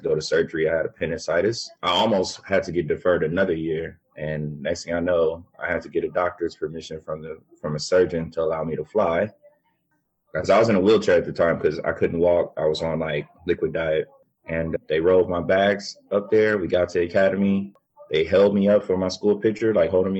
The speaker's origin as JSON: {"language": "English", "town": "Pasadena", "region": "California", "country": "United States", "said": "I'm from Pasadena."}